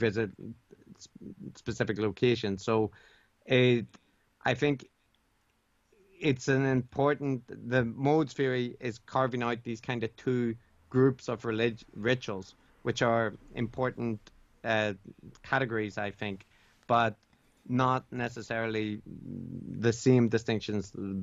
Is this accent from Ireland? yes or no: yes; Ireland; moved away as an adult; now in Japan; I was raised Catholic in Ireland